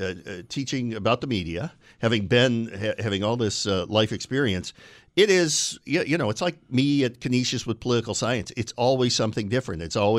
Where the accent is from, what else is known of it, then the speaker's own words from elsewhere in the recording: Binghamton, New York, United States; my hometown of Binghamton